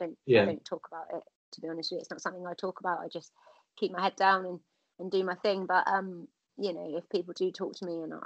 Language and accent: English; Cornwall, South West England, United Kingdom; I think it's part of being Cornish